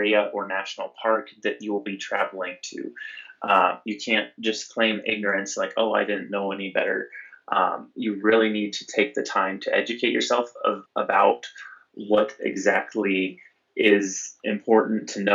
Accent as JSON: {"language": "English", "region": "Nebraska", "country": "United States", "tie": "born or raised there", "moved": "yes", "lives_now": "Western Colorado, United States", "said": "Growing up in Nebraska, my parents would take me camping a lot"}